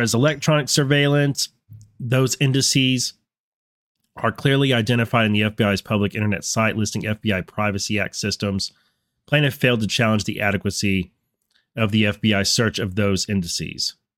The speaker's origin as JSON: {"language": "English", "region": "North Texas", "country": "United States", "tie": "born or raised there", "moved": "yes", "lives_now": "Virginia, United States", "said": "growing up in North Texas"}